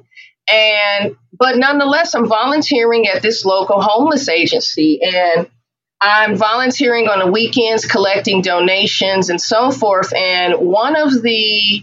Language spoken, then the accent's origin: English; Oakland, California, United States; also born or lived in Atlanta; growing up in Oakland in the Bay Area